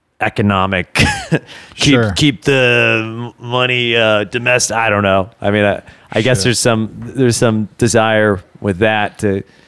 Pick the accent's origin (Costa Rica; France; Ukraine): France; English is a second language; I am from France.